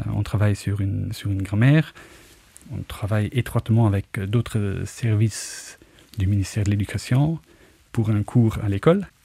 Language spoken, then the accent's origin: French; Luxembourg; born or raised there; accent: Luxembourgish; first language Luxembourgish; French is a second language; moved away as an adult; also born or lived in Munich, Germany